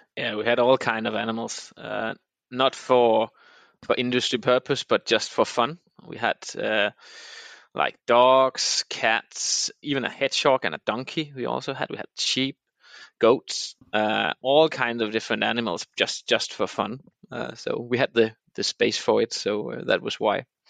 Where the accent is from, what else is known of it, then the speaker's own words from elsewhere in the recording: Denmark; moved away as an adult; also born or lived in Copenhagen, Denmark; I grew up in the middle of the of, uh, the peninsula called Jutland in Denmark